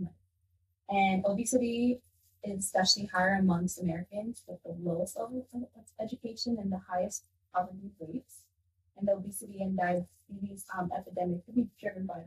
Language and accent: English; Ethiopia; now in United States; I grew up in Ethiopia